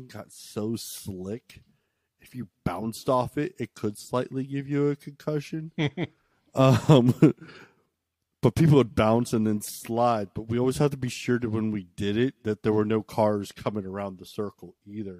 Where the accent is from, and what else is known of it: Maryland, United States; born or raised there